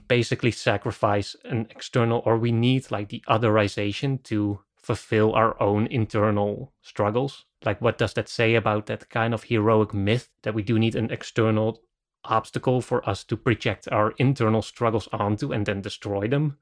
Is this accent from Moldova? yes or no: no; Netherlands; I'm from the Netherlands